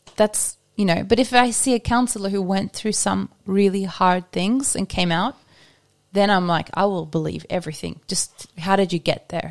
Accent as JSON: {"language": "English", "country": "Australia", "moved": "yes", "lives_now": "Norway", "said": "I'm Australian"}